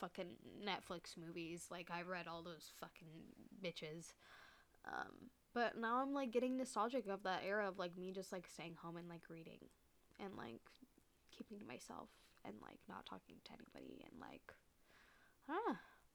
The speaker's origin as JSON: {"language": "English", "area": "Bay Area", "region": "California", "country": "United States", "said": "we're both from the Bay Area"}